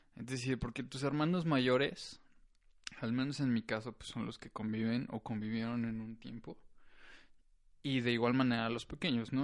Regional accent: San Luis Potosí, Mexico; Yo nací aquí en San Luis Potosí.

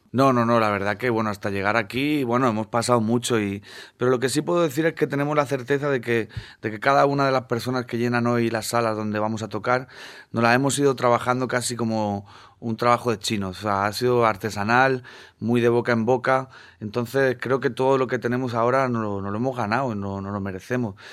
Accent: Region of Murcia, Spain; moved away as an adult; now in Madrid, Spain; yo vengo de la huerta del Segura de la huerta del Segura y a la ribera del río. Y ahí es donde nací, donde nacieron mis padres, donde nacieron mis abuelos

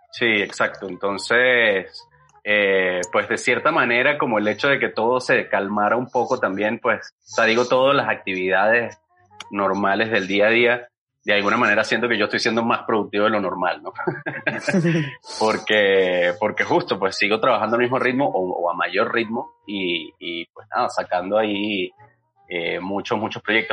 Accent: Venezuela; now in Mexico; yo soy venezolano

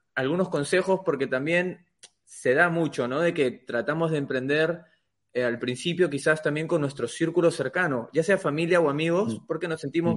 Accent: Peru; yo soy de Perú

